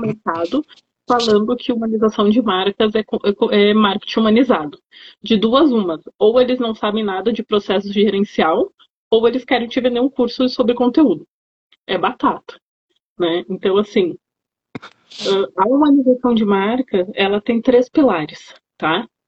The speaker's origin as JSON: {"language": "Portuguese", "region": "Rio Grande do Sul", "country": "Brazil", "said": "eu sou gaúcha, então era lá no Rio Grande do Sul"}